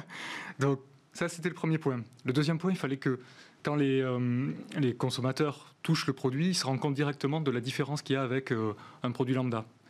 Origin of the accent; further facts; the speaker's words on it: Gers, Occitania, France; moi je suis du Gers